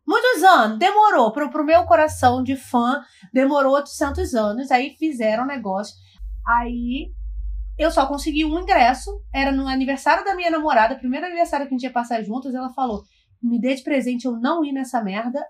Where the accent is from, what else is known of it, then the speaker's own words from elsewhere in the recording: Brazil; eu sou brasileira